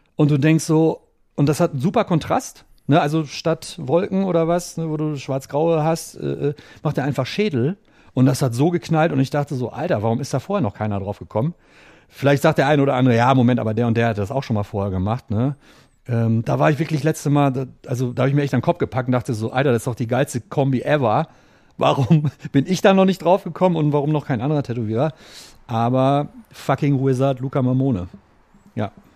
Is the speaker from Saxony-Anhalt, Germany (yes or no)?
no; Ruhr area, North Rhine-Westphalia, Germany; moved away; ich komme ja selber aus dem Ruhrpott oder habe damals im Ruhrpott gelebt